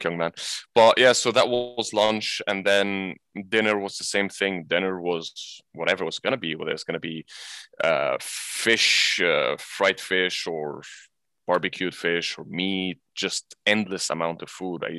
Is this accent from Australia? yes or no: no; Egypt; moved away as an adult; also born or lived in England; now in Abu Dhabi, United Arab Emirates; I was born in England, but I'm Egyptian, so I grew up in Egypt